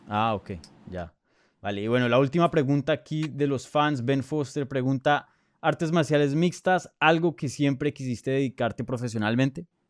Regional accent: Colombia; yo soy colombiano

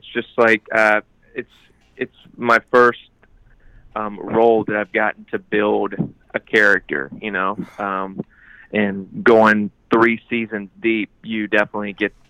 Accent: Lake Wylie, South Carolina, United States; also born or lived in Savannah, Georgia; I was born in Savannah, Georgia, but I grew up in Lake Wylie, South Carolina.

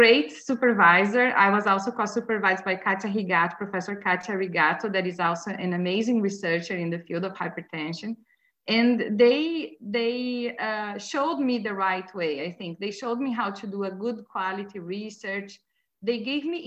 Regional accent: Santa Maria, Rio Grande do Sul, Brazil; English is a second language; moved away as an adult; also born or lived in Oxford, United Kingdom; now in Montreal, Canada; in my hometown, Santa Maria

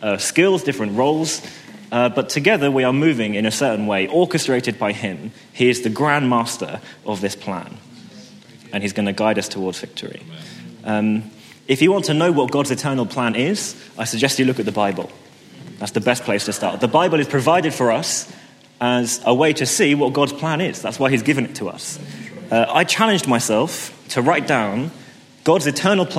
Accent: St Albans, East of England, United Kingdom; As I was growing up in St. Albans, the pastor of my church back then

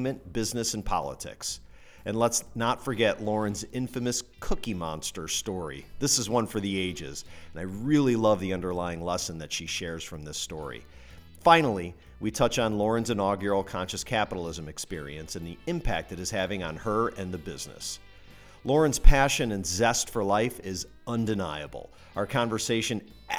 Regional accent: Indiana, United States; I'm from Indiana

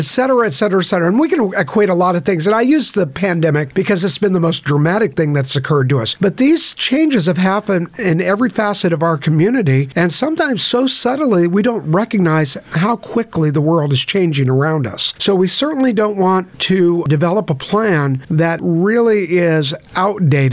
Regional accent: San Francisco Bay Area, California, United States; now in Baytown, United States; I grew up in the San Francisco Bay Area

